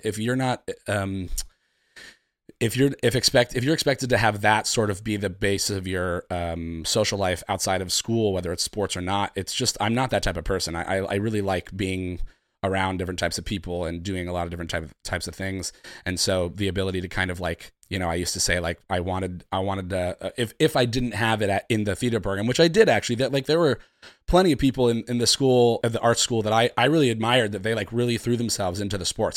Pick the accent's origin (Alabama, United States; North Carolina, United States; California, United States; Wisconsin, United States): California, United States; San Francisco; moved away as an adult; now in New York, United States; I'm from San Francisco. Um, I've lived in New York for about